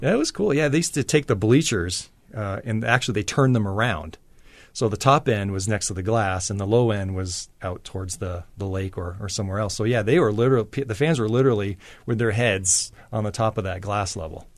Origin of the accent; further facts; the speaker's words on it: Maine, United States; moved away; growing up in Maine